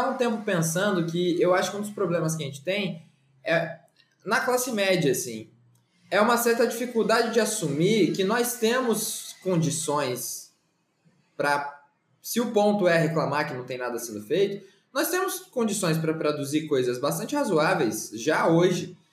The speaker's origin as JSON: {"language": "Portuguese", "town": "Campinas", "region": "São Paulo", "country": "Brazil", "said": "E eu, não, e eu sou de Campinas e pá. É, e eu até perdi o sotaque é, para trabalhar, assim"}